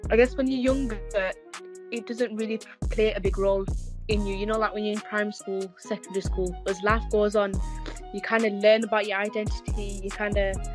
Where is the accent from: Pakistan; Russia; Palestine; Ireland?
Pakistan; because I'm an albino Pakistani, so it's quite different. So, um, obviously, I'm Pakistani